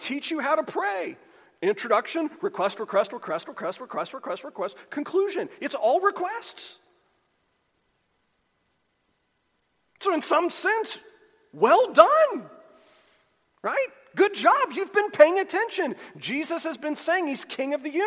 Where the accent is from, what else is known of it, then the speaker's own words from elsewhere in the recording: United States; we're American Christians